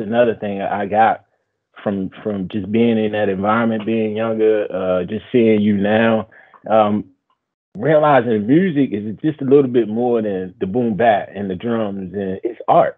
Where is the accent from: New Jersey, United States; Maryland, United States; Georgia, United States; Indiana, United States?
Maryland, United States; Baltimore; we from Baltimore